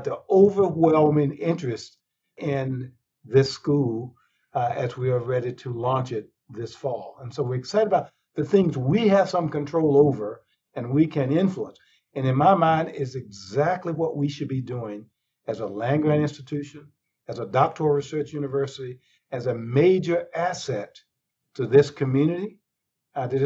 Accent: North Carolina, United States; I grew up in North Carolina

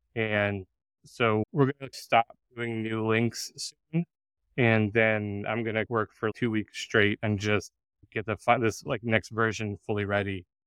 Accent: United States; … and I are both Americans. We grew up in the United States

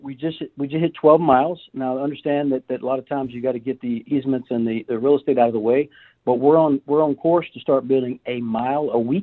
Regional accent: Georgia, United States; moved away as an adult; now in Rio Grande Valley, United States; So I'm originally from Georgia, but I spent about 10 years in the military before landing in the Border Patrol.

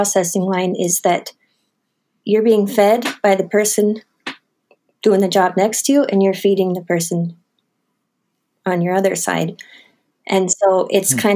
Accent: Butte, Montana, United States; where I grew up in Montana

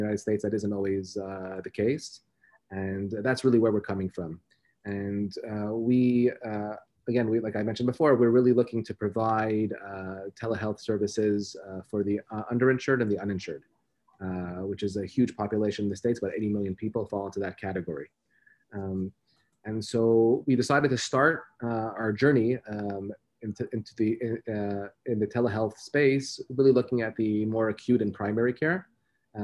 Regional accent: Montreal, Quebec, Canada; I'm born and raised in Montreal in Canada.

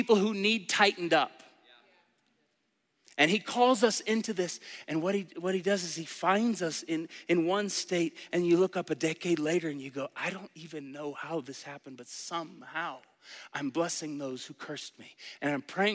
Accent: Tulsa, Oklahoma, United States; I was born in 1982 in Tulsa, Oklahoma, into a family that took me to church

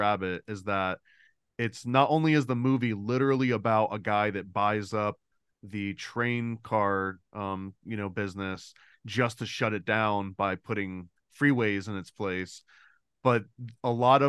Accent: Florida, United States; Same, Florida, same.

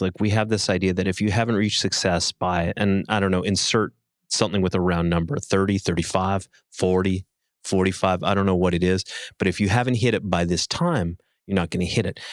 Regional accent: Canada

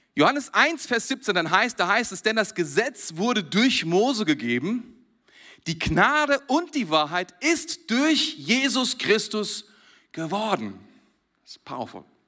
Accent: Germany; Ich bin Deutscher

